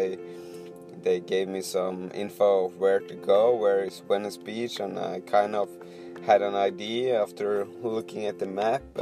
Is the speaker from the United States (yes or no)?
no; Poland; I'm from Poland.